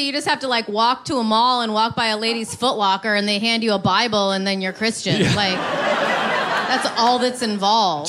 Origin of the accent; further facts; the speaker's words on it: Rockford, Illinois, United States; moved away; I'm from Rockford, Illinois